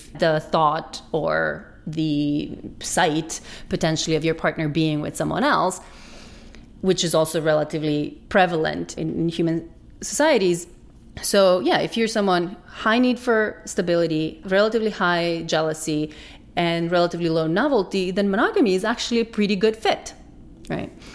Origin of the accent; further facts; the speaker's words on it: North Macedonia; moved away; I grew up in Macedonia, which is a fairly conservative kind of traditional culture